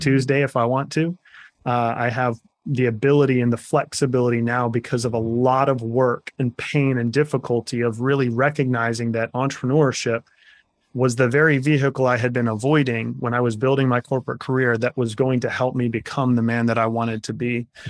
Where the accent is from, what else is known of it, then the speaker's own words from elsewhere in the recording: Kansas, United States; I'm a Kansas farm boy at heart. I grew up in the Midwest